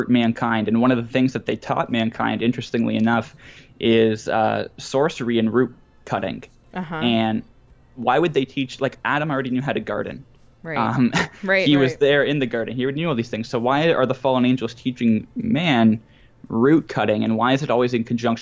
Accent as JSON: {"language": "English", "country": "Canada", "said": "I'm Canadian"}